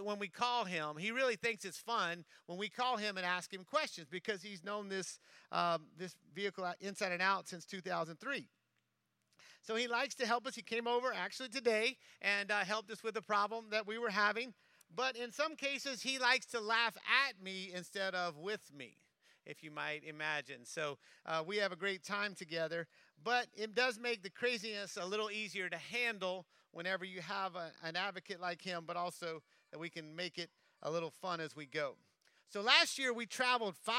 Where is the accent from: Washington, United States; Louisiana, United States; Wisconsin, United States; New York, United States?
Louisiana, United States; I'm from Louisiana